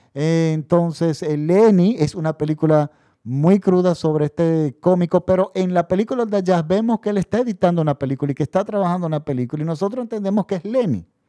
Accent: Dominican Republic; mi país. La República Dominicana

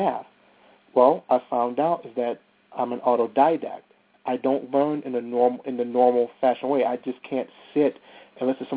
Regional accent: Bellwood, Illinois, United States; it's an area called Bellwood, Illinois

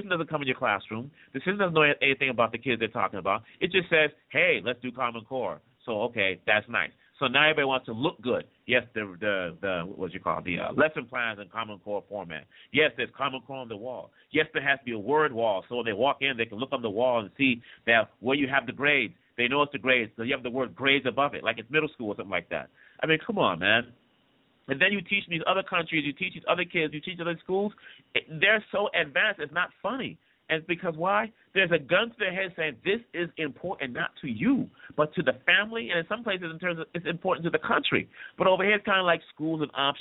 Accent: DR Congo; also born or lived in Boston, United States; now in California, United States; As you all know, I was born and raised in the Congo, in the Democratic Republic of the Congo. I grew up in Congo, Zaire, grew up in Boston

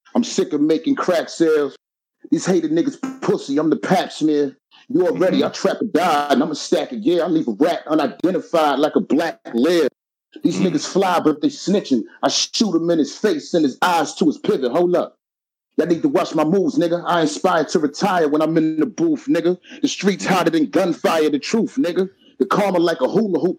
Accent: New York City, New York, United States; also born or lived in Brooklyn; I'm from Soundview

